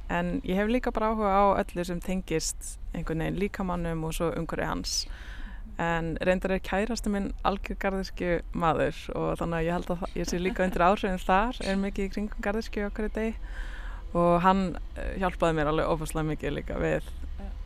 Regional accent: Akureyri, Northeastern Region, Iceland; moved away as an adult; now in Reykjavík, Iceland; ég er að Norðan, fættist á Akureyri og ég er dóttir myndlistamanna

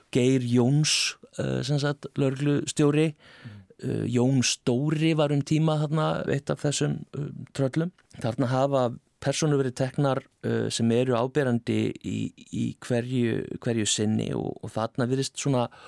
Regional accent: Iceland; Við erum greinilega Íslandingar

